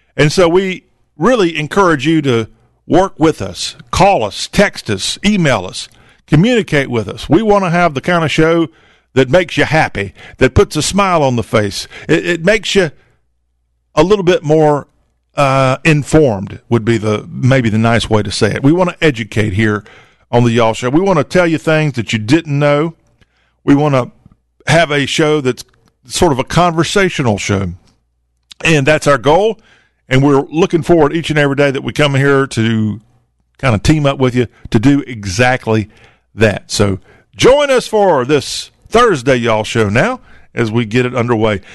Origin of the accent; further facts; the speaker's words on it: the South, United States; as a Southerner